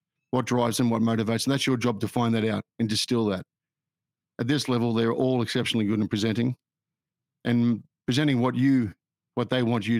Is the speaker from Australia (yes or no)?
yes; Australia; also born or lived in United Kingdom; I'm an Australian. I'm a very fortunate person. I grew up in Australia